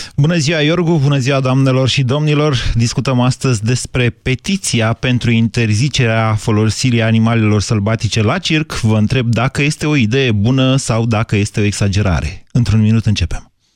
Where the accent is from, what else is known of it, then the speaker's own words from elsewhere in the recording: Drobeta-Turnu Severin, Mehedinți County, Romania; now in Bucharest, Romania; eu când eram copil la Severin